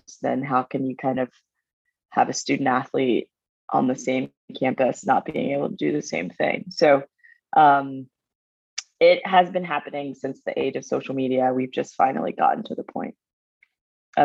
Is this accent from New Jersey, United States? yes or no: no; Baton Rouge, Louisiana, United States; I'm from Baton Rouge, Louisiana. Go Tigers. I moved there when I was five.